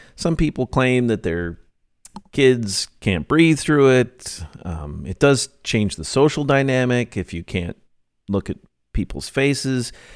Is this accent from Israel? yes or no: no; United States; I'm an American